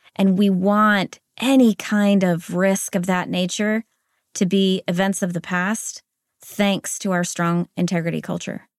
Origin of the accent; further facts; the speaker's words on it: United States; accent: American; moved away as an adult; also born or lived in Spain; now in Zurich, Switzerland; I was raised in the United States, so this is an American accent that you're hearing